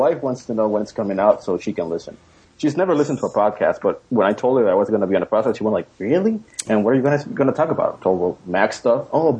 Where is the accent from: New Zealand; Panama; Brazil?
Panama; From Panama.